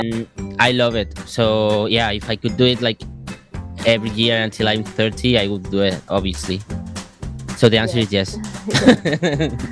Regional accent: Madrid, Community of Madrid, Spain; English is a second language; moved away as an adult; now in Cosenza, Italy; I come from I come from Madrid, which is uh, well, it's the biggest city in, in Spain

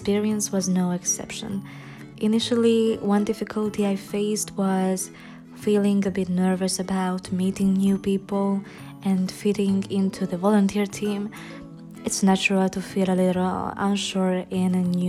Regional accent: Debrecen, Hajdú-Bihar, Hungary; moved away as an adult; now in Budapest, Hungary; I'm Hungarian. I was born and raised in Debrecen, but currently I reside in Budapest due to my studies.

